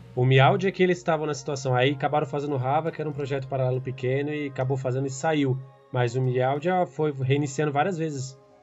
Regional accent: Brazil; eu que sou brasileiro

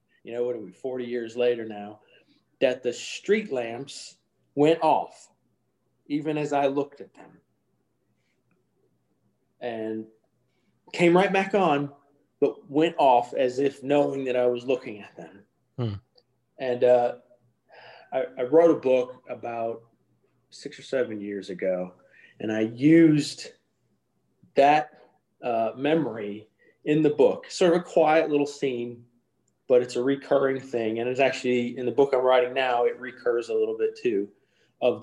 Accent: Midwest, United States; I grew up in the Midwest

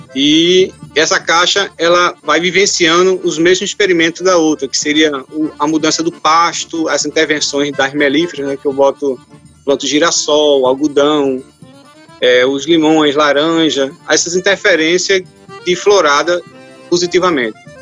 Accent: Recife, Pernambuco, Brazil; moved away as an adult; now in Bonito, Brazil; eu sou natural de Recife

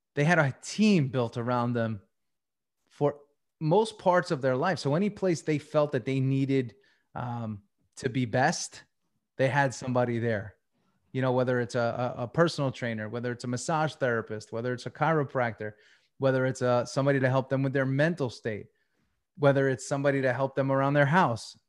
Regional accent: Long Island, New York, United States; moved away as an adult; also born or lived in Tampa; I grew up on Long Island.

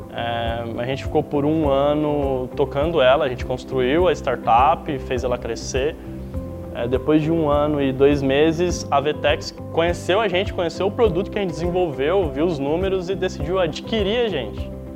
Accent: Osvaldo Cruz, São Paulo, Brazil; eu sou Oswaldo cruzense, nasci em Oswaldo Cruz

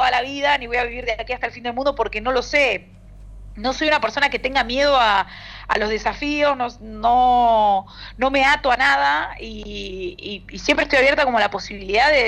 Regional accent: Argentina; accent: Argentine; Nosotros tenemos un acento muy marcado, muy fuerte.

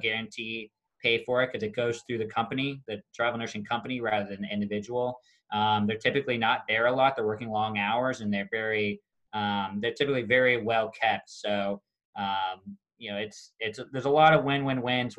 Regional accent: Kansas City, United States; moved away; I'm from Kansas City originally

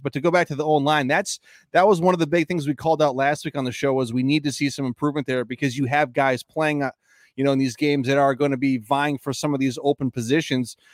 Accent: Green Bay, Wisconsin, United States; Sanjay and I grew up in Green Bay.

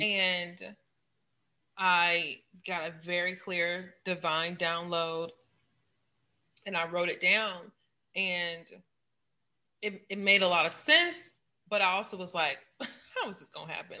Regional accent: St. Louis, Missouri, United States; I'm from St. Louis. We call it crab ragoon.

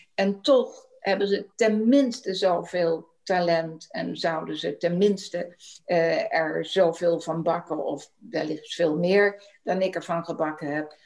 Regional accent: Rotterdam, South Holland, Netherlands; geboren en getogen in Rotterdam.

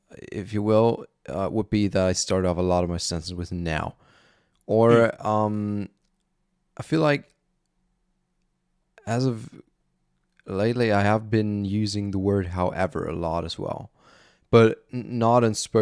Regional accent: Germany; accent: German; English is a second language; why did your accent switch from, like, originally sort of German still, then sort of American

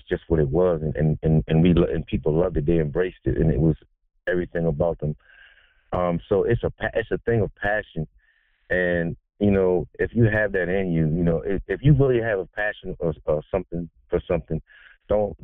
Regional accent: Delaware, United States; I'm a native of the Eastern Shore, DMV. I'm from Delaware.

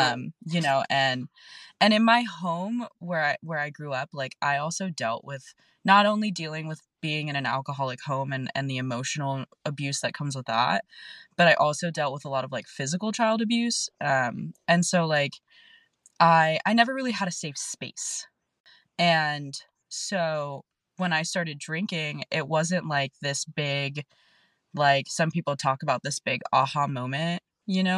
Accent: National City, California, United States; And I grew up in South San Diego. I grew up in National City.

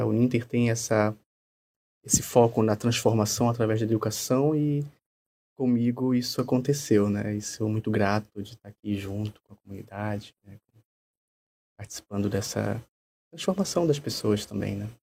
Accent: Pará, Brazil; accent: Pará accent; moved away; eu vim, vindo do Pará, né, pelo sotaque, vocês percebem que é um pouco diferente

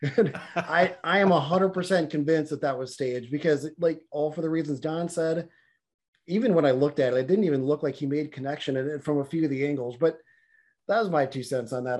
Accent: Florida, United States; this is my home state here

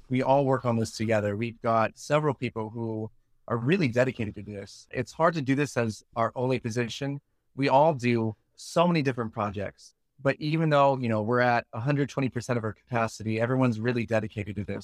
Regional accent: Virginia, United States; moved away as an adult; now in Osaka, Japan; I am actually originally from Virginia in the U S

